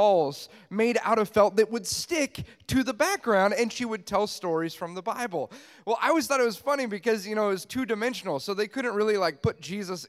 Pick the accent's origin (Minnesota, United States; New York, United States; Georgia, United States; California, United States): California, United States; Los Angeles; I'm from Los Angeles, California.